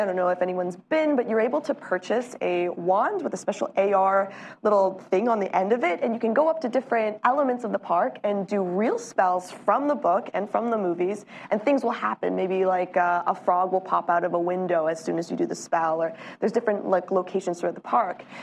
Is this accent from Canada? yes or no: yes; Canada; Canadian supermarkets, my home country